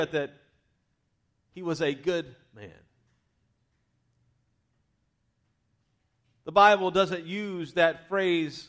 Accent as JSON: {"language": "English", "region": "Louisiana", "country": "United States", "tie": "born or raised there", "said": "I was raised in the South, Louisiana to be specific"}